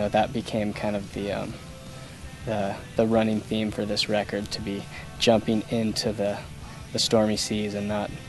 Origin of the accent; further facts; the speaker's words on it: East Coast, United States; John and I, growing up on the East Coast, I think we're especially sensitive to kind of the raw power and destruction that can come from a hurricane.